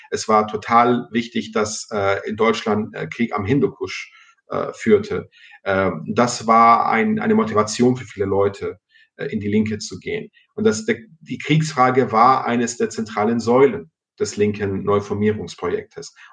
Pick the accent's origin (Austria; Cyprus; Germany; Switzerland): Cyprus; first language el; German is a second language; in Zypern, wo ich herkomme, weil ich auch äh, Griechisch als Muttersprache habe